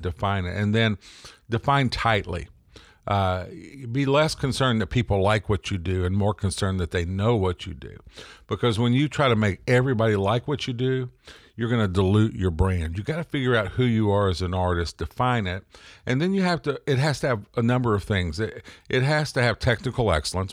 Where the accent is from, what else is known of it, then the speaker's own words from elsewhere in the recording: the South, United States; I'm from the South